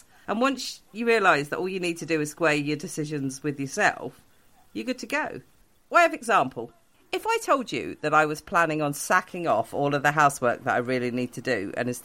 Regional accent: near Stowe, South East England, United Kingdom; also born or lived in Portsmouth; I grew up half an hour from the amazing gardens at Stowe.

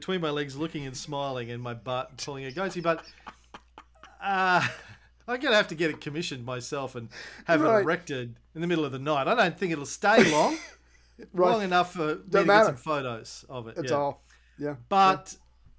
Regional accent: Bundaberg, Queensland, Australia; From my hometown of Bundaberg.

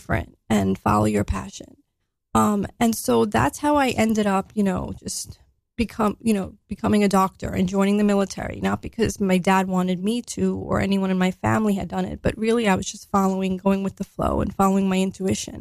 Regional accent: New York City, New York, United States; I grew up, I grew up in Staten Island, New York.

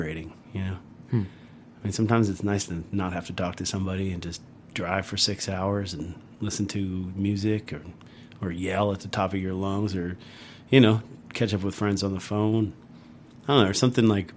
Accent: Long Island, New York, United States; moved away as an adult; now in Asheville, United States; I grew up in Long Island, which is a very unique place.

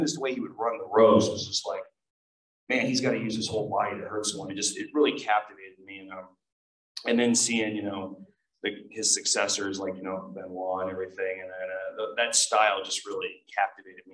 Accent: Pacific Northwest, United States; me and my grandfather were from the Pacific Northwest

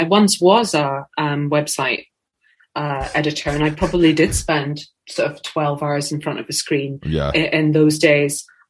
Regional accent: Scotland, United Kingdom; I'm from Scotland.

